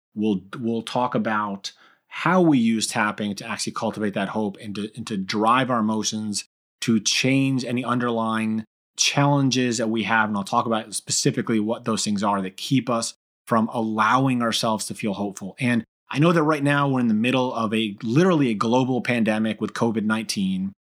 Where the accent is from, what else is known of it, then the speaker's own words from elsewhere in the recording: Brookfield, Connecticut, United States; also born or lived in Argentina / Newtown, Connecticut; I was born in Argentina, I was Hispanic, I, you know, that was, I was reminded of that numerous times growing up in, you know, middle school and high school that I was Spanish, but I was, uh, still predominantly, you know, uh, i-, in a very white community here in Brookfield, Connecticut